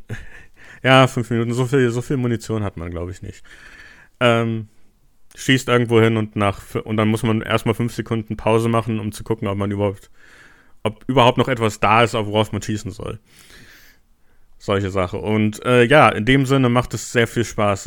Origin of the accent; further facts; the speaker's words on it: Germany; als Deutscher